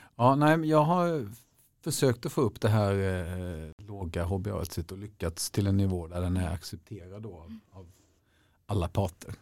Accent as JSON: {"language": "Swedish", "region": "Småland", "country": "Sweden", "tie": "born or raised there", "said": "jag kommer från Småland och där ska man verkligen klara sig själv och man ska helst kunna överleva på en, en sten och eventuellt en barkbit"}